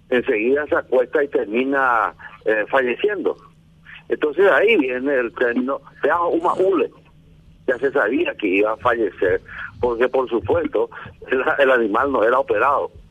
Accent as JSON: {"language": "Spanish", "town": "Barrero Grande", "region": "Cordillera", "country": "Paraguay", "tie": "born or raised there", "said": "crecí en Barrero Grande."}